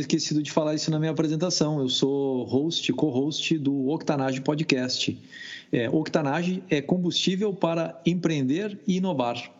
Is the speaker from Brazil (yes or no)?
yes; Brazil; moved away as an adult; also born or lived in France; now in Austin, United States; eu sou brasileiro e moro nos Estados Unidos já tem 17 anos.